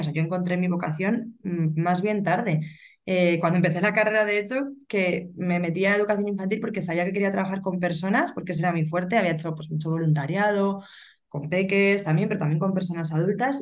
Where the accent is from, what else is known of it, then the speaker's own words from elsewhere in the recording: Burgos, Castile and León, Spain; soy de Burgos y vivo aquí